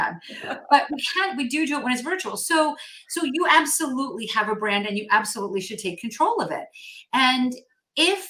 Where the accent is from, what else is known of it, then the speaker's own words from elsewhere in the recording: New Jersey, United States; moved away as an adult; I grew up in North Jersey and I recently moved back to North Jersey